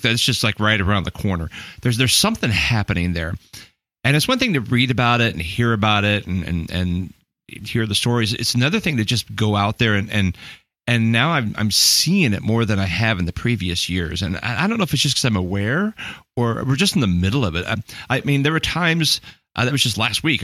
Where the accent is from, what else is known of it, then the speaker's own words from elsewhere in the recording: United States; I'm like American pastor guy